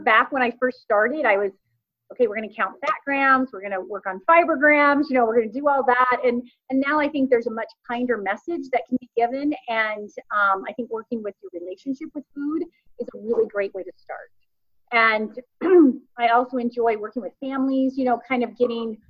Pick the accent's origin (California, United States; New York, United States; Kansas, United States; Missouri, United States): Kansas, United States; I grew up in Kansas on a farm